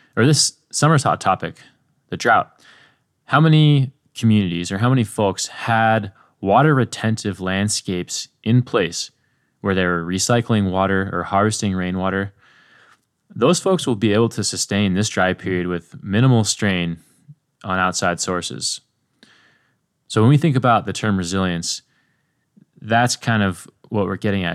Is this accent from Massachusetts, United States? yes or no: no; Ojai, California, United States; I grew up in Ojai, an acorn-rich region